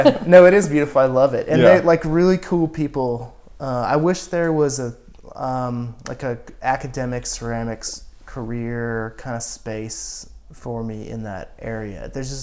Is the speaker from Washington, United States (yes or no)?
yes; Washington, United States; 70 miles south of Spokane, Washington, yeah.